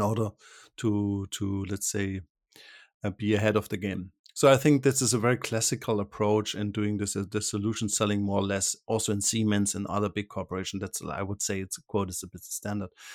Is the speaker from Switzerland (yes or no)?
yes; Switzerland; I'm from Switzerland